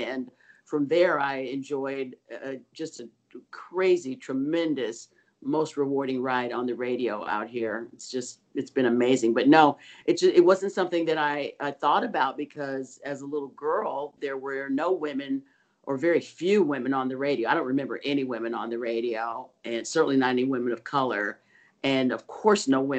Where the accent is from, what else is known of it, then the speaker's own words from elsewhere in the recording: Oakland, California, United States; I was born in Oakland, grew up in the Bay Area